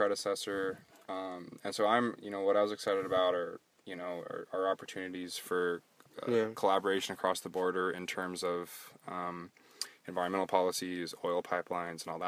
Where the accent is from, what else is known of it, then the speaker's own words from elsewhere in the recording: United States; as an American